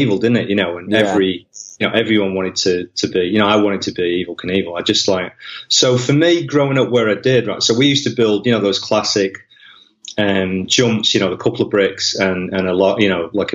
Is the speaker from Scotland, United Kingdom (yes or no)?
no; Wigan, North West England, United Kingdom; moved away as an adult; also born or lived in Manchester; now in Australia; I was born in Wivenchoor in Manchester, and sort of grew up around the north of England, you know. So I ended up being close by to Wigan